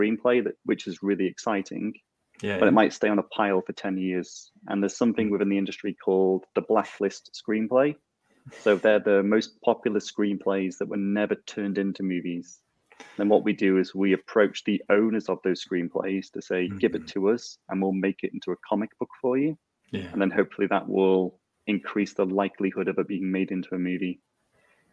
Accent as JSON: {"language": "English", "country": "Isle of Man", "tie": "born or raised there", "said": "I was born and live in the Isle of Man."}